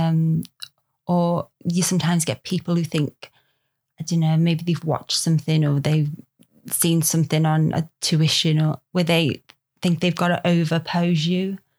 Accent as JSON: {"language": "English", "town": "Liverpool", "region": "North West England", "country": "United Kingdom", "tie": "born or raised there", "accent": "Scouse", "moved": "yes", "said": "grew up in Liverpool"}